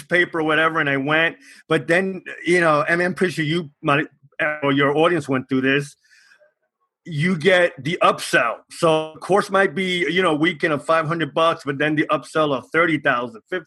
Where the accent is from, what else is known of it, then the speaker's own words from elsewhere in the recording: New York City, New York, United States; I'm from New York City. I lived here all my life.